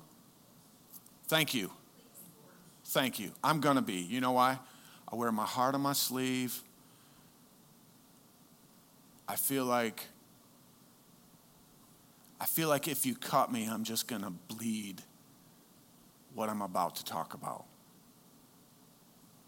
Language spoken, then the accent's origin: English; United States; as an American, I happen to lean more on my Americanness